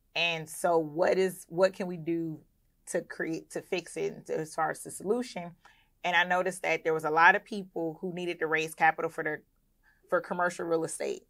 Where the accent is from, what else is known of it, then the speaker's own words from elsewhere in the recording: Clayton County, Georgia, United States; also born or lived in Philadelphia, Pennsylvania; I was raised in Clayton County, Georgia